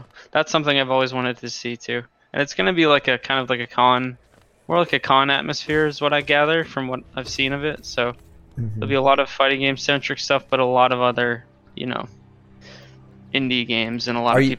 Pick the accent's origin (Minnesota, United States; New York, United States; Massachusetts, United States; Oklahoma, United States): Massachusetts, United States; Boston; I grew up, born and raised in Boston, Hyde Park